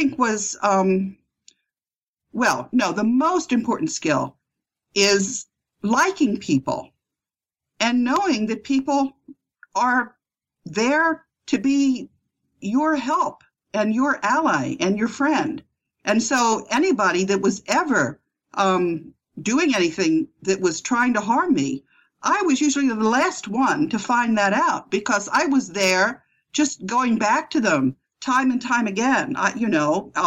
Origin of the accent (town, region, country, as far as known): United States; moved away as an adult; also born or lived in Amsterdam, Netherlands